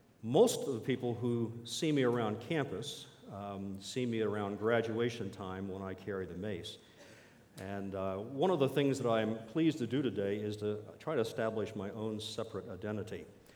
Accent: East Coast, United States; I came from the East Coast. There's a certain culture back in the Carolinas and Tennessees that I couldn't find here.

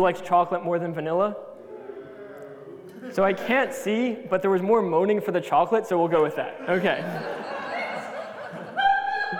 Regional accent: United States; being American

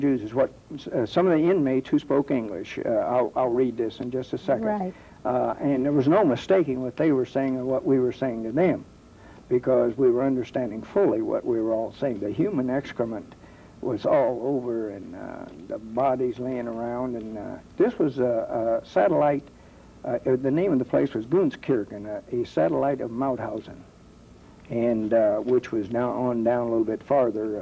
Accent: Dayton, Ohio, United States; born or raised there

